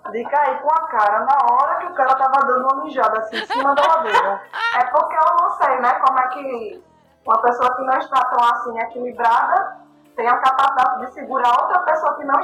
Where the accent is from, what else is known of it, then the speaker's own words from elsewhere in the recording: Olinda, Pernambuco, Brazil; Sou de Olinda, né?